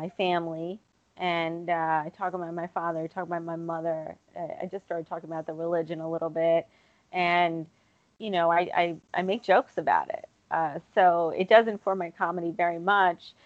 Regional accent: United States; as an American girl, right, which I was born and raised in this country

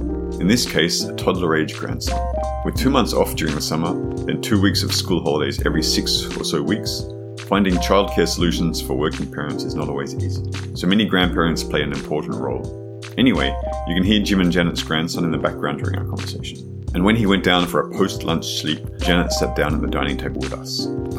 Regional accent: Australia; moved away as an adult; also born or lived in Paris, France; now in Poitiers, France; I'm from Australia, but I've been living in France for more than 10 years now, first in Paris and now in Poitiers.

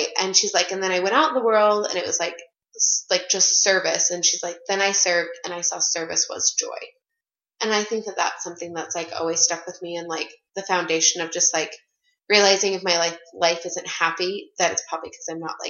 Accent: Casper, Wyoming, United States; moved away; I'm from Casper, Wyoming.

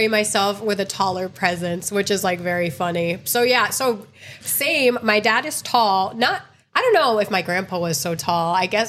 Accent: Connecticut, United States; moved away as an adult; now in Miami, United States; When I was growing up, I grew up mostly in Connecticut. So I grew up primarily around white people going to school. It was like Italian people and Polish people.

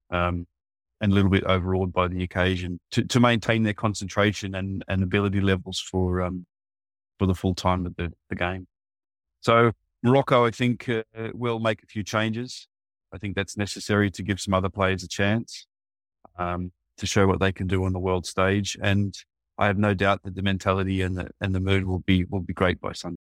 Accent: near Sydney, New South Wales, Australia; moved away as an adult; also born or lived in Korea; now in South Korea; my hometown is not far from Sydney

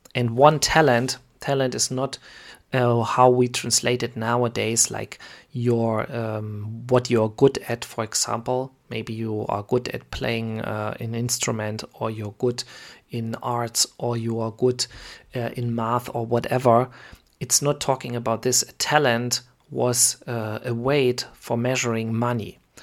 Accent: Germany; I am from Germany

